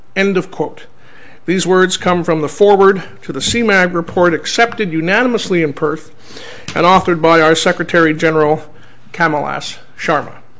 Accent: Nigeria; moved away; I'm originally from Nigeria

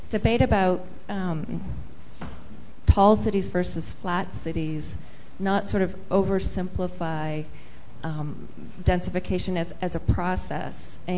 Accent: Seattle, Washington, United States; I'm from the um, Cities Program, and I'm also from Seattle

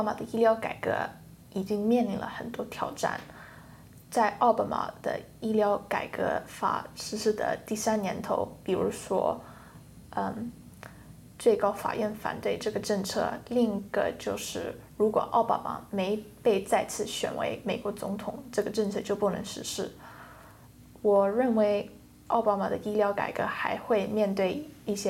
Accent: United Kingdom; 我在我是在英国出生的

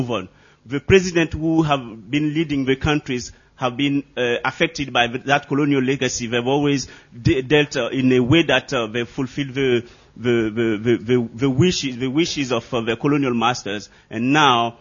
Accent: Côte d’Ivoire; I'm from the Ivory Coast, formerly called the Ivory Coast, but now it's Côte d'Ivoire.

